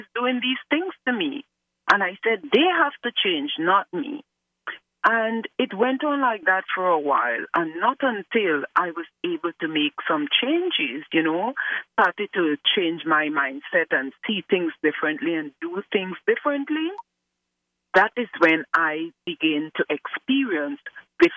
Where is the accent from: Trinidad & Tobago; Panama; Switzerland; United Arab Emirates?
Trinidad & Tobago; now in Chicago, United States; I am from the beautiful twin island of Trinidad and Tobago, but right now I am located in Chicago, USA